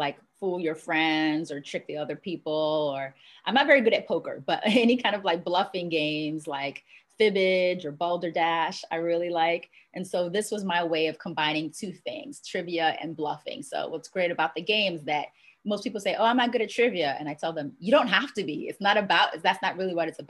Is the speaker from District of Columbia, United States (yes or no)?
yes; Washington, District of Columbia, United States; moved away as an adult; also born or lived in Jamaica; now in Los Angeles, United States; I'm originally from Jamaica. That's where my family's from. That's where I was born. But I was raised in Washington, D.C.